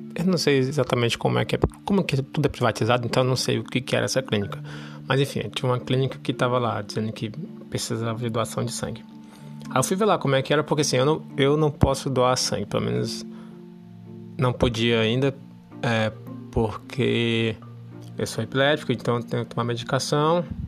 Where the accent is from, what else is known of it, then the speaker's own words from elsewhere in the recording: Brazil; moved away as an adult; nasci no Brasil.